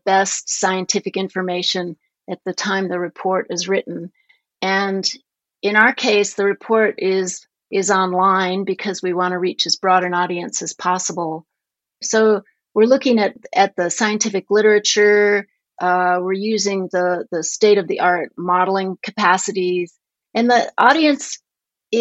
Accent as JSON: {"language": "English", "town": "Denver", "region": "Colorado", "country": "United States", "tie": "born or raised there", "also_born_or_lived": "upstate New York", "moved": "as an adult", "lives_now": "Montana, United States", "said": "The first part of my childhood, I grew up in upstate New York, but then my family moved to Denver, Colorado, and so that's where I went to high school"}